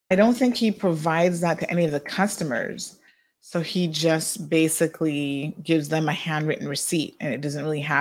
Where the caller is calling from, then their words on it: Cayman Islands; I'm calling from the Cayman Islands.